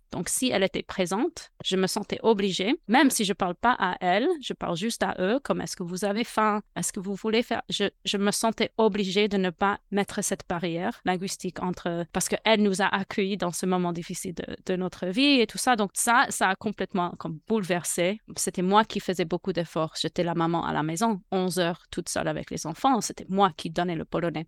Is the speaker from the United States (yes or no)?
yes; United States; French is a second language; je suis américaine.